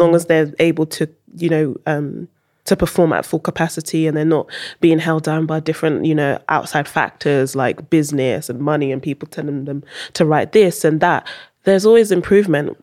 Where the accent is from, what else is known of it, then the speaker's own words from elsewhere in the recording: Netherlands; moved away; also born or lived in United Kingdom; I wasn't born in U K, I was born in Holland. Went to school in Holland.